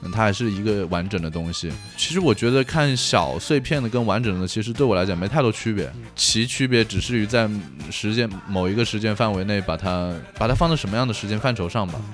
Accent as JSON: {"language": "Chinese", "region": "Hunan", "country": "China", "also_born_or_lived": "Japan", "moved": "as an adult", "said": "我是湖南人嘛"}